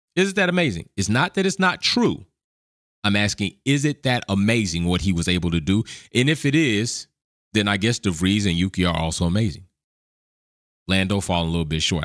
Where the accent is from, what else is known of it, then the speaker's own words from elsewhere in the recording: the South of America, United States; born and raised in the South of America